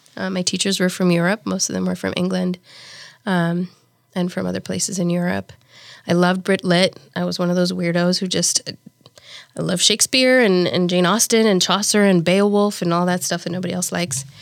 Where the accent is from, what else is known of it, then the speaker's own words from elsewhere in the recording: Nairobi, Kenya; moved away as an adult; also born or lived in Saint Peter, Minnesota; now in Omaha, United States; I was raised in Nairobi, Kenya, and I was the oldest of four girls